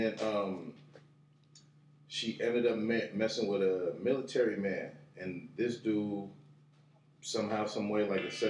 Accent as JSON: {"language": "English", "region": "California", "country": "United States", "tie": "born or raised there", "also_born_or_lived": "Orange County", "said": "I was born in SoCal."}